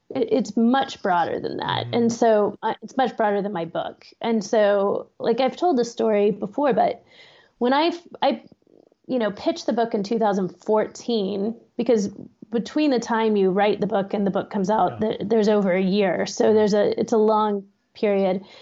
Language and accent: English; Austin, Texas, United States; moved away as an adult; now in Pittsburgh, United States; I grew up in Austin